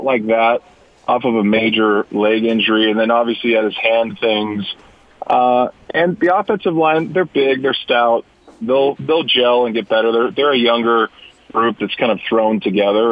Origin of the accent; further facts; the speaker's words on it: Davis County, Utah, United States; also born or lived in California; back in old Davis County, back in Utah